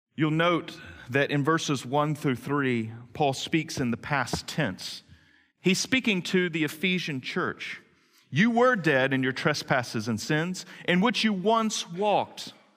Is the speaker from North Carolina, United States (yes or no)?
yes; Greenville, North Carolina, United States; I grew up in Greenville, North Carolina, on West Haven Circle